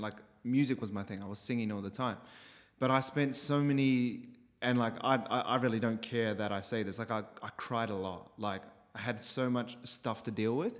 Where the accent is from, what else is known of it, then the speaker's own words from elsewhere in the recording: Christchurch, Canterbury, New Zealand; moved away as an adult; so I was born in Christchurch, New Zealand